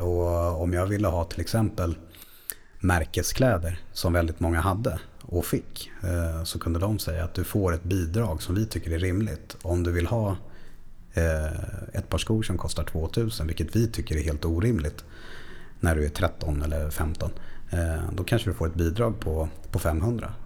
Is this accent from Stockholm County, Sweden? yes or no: yes; Stockholm, Stockholm County, Sweden; uppvuxen i, i Bromma, utanför Stockholm